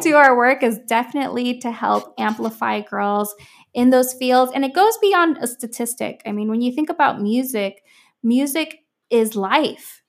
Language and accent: English; Miami, Florida, United States; I'm from Miami